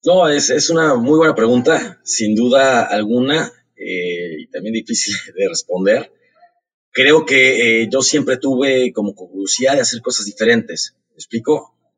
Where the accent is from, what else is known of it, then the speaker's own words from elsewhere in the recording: Mexico City, Mexico; yo nací en Ciudad de México